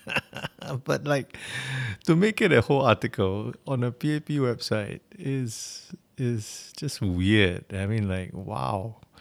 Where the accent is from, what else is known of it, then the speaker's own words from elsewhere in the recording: Singapore; as a Singaporean